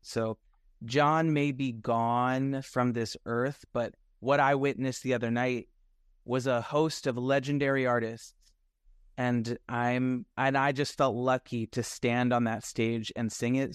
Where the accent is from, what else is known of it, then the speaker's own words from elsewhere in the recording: Nashville, Tennessee, United States; I'm from Nashville, Tennessee, so, and I don't have any family in the music business, so I just grew up, like, always wanting to sing